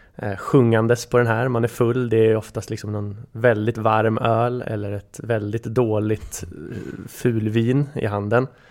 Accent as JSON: {"language": "Swedish", "town": "Bryngelstorp", "country": "Sweden", "tie": "born or raised there", "said": "hemma i Bryngelstorp när min bror lyssnade på den"}